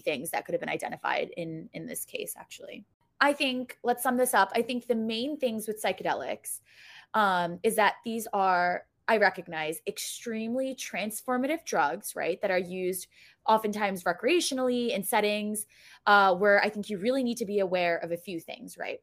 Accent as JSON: {"language": "English", "town": "New York City", "region": "New York", "country": "United States", "said": "I'm from New York City"}